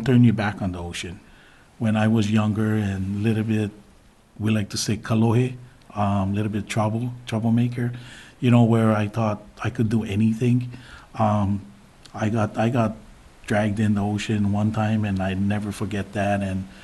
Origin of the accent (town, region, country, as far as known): Big Island, Hawaii, United States; born or raised there; now in Kapa'a, United States